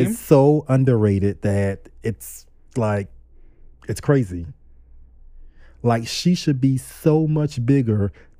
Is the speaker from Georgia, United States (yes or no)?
yes; Savannah, Georgia, United States; you know, I grew up in Georgia. Like, we'll see KKK's have a meeting at the Kmart parking lot.